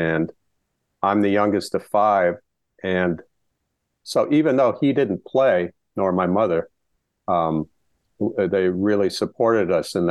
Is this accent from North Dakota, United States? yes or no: yes; Dickinson, North Dakota, United States; born or raised there